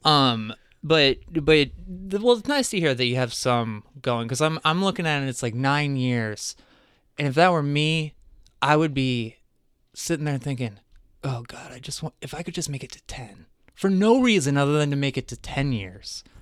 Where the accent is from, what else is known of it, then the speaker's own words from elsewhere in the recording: Crystal Lake, Illinois, United States; also born or lived in New Jersey; lived in Crystal Lake.